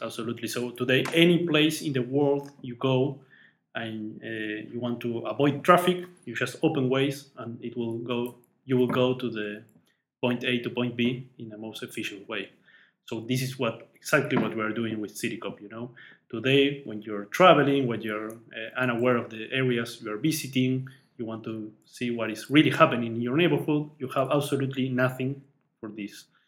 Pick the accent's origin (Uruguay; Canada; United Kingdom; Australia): Uruguay; moved away as an adult; now in Austin, United States; I'm from Uruguay